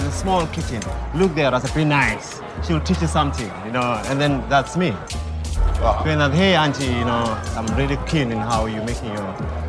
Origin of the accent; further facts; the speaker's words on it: Soweto, Gauteng, South Africa; moved away as an adult; now in Johannesburg, South Africa; I came here around 20 years ago from Soweto. I grew up in Soweto.